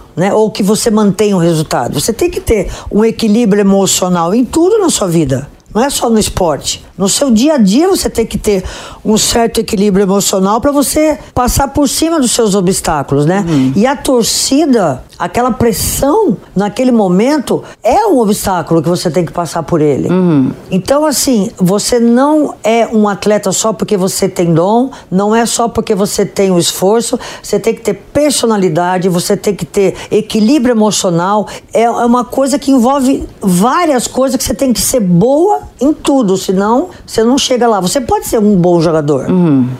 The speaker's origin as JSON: {"language": "Portuguese", "town": "Potirendaba", "region": "São Paulo", "country": "Brazil", "tie": "born or raised there", "said": "eu sou do interior de São Paulo"}